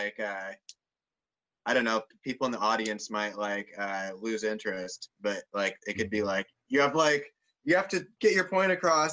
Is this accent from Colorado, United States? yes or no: no; Omaha, Nebraska, United States; I grew up in Omaha, Nebraska, and I've traveled all over the country